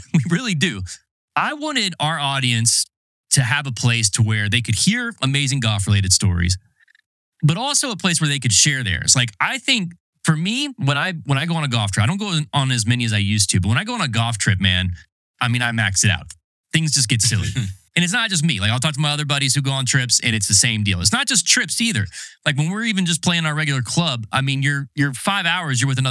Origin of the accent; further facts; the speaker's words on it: North Carolina, United States; I'm from North Carolina, but really I'm from kind of the city